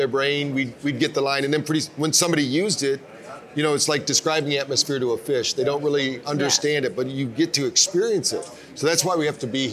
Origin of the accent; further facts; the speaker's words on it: Battle Creek, Michigan, United States; I grew up in my hometown of Battle Creek, Michigan.